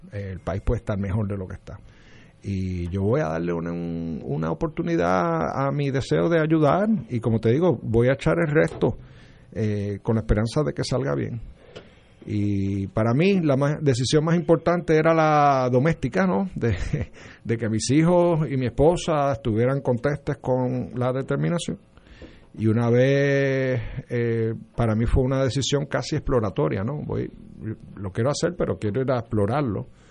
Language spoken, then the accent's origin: Spanish; Trujillo Alto, Puerto Rico; also born or lived in Condado, San Juan; del hospital fui a Trujillo Alto a, Round Hills, donde viví mis primeros 27 años.